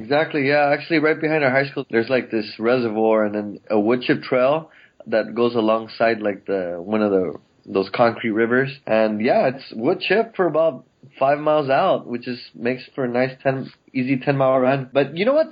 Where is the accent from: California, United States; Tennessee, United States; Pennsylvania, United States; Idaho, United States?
California, United States; El Monte; I grew up in El Monte, which is about fifteen miles east of downtown L